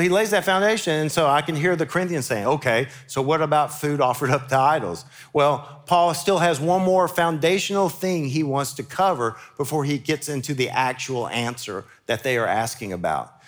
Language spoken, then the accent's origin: English; Memphis, Tennessee, United States; now in Murfreesboro, United States; growing up in Memphis as a Baptist